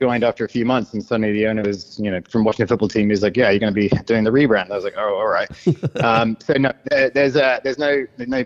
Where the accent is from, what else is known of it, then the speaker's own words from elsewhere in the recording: United Kingdom; accent: British; moved away; I'm British